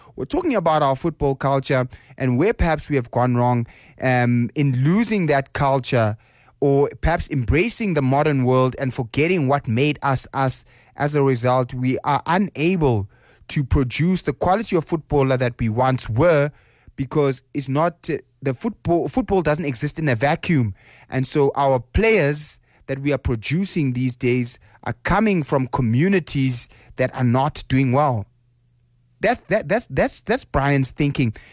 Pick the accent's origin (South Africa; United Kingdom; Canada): South Africa; we as a South African people